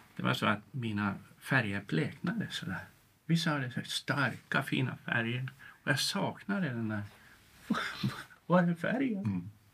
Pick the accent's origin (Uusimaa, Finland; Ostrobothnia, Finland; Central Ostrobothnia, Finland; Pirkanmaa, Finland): Pirkanmaa, Finland; Tampere; moved away as an adult; now in Sweden; uppvuxen i Tammerfors i Finland och gått Waldorfskolan där